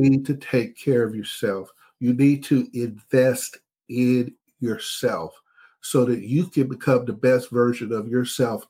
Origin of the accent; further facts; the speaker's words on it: Texas, United States; I'm a Texan.